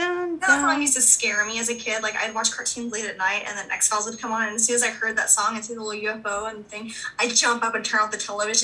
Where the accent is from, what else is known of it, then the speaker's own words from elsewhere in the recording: Texas, United States; I'm from Texas.